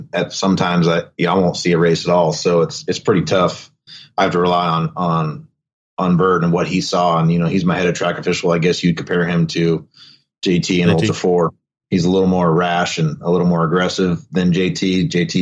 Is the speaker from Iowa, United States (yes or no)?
no; Folsom, California, United States; I grew up in Folsom and when we moved there, I mean, I was 3 years old